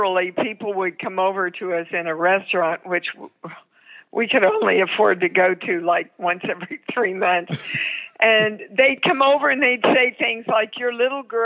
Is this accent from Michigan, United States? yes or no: no; Kansas, United States; moved away as an adult; also born or lived in New York; I was so green from Kansas